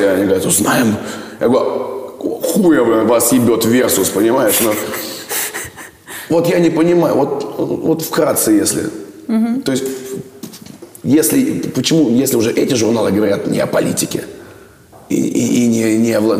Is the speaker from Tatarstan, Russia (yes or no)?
no; Moscow, Russia; Я москвич, угу. я люблю свой город.